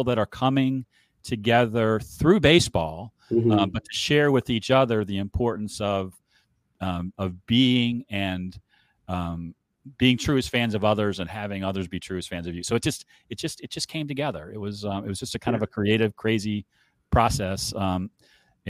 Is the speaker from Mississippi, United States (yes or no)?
no; Cleveland, Ohio, United States; I grew up in Cleveland